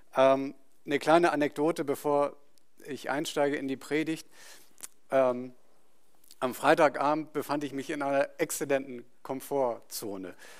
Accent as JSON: {"language": "German", "town": "Itzehoe", "region": "Schleswig-Holstein", "country": "Germany", "tie": "born or raised there", "moved": "yes", "said": "Ich hatte meine, meinen Freundeskreis dort, meine Familie, also ich bin im Umfeld da groß geworden"}